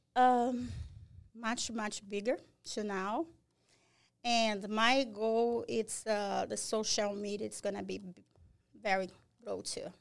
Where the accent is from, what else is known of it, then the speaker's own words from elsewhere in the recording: Brazil; English is a second language; moved away as an adult; also born or lived in Fall River; now in Massachusetts, United States; I'm from Brazil